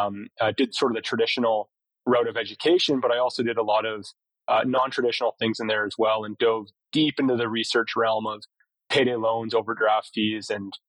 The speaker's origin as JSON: {"language": "English", "area": "Vancouver Island", "region": "British Columbia", "country": "Canada", "tie": "born or raised there", "also_born_or_lived": "Kitchener-Waterloo, Ontario / Victoria, British Columbia / Hong Kong", "moved": "as an adult", "lives_now": "Calgary, Canada", "said": "So I was born in Kitchener-Waterloo at about 4 years old, though family and myself obviously moved to Vancouver Island."}